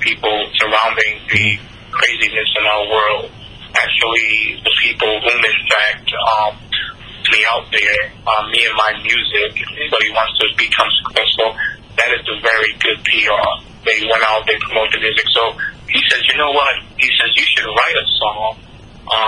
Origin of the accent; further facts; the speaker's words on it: Boston, Massachusetts, United States; I grew up in the heart of Boston, grew up in a real, real bad neighborhood, the projects